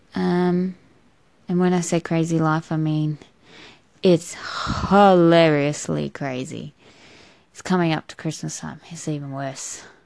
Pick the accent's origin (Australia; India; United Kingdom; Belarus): Australia; I'm an Australian